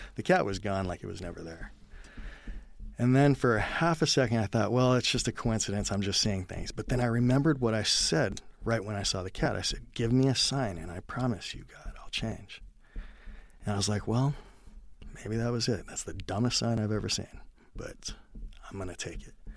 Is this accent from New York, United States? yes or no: no; California, United States; I was born in California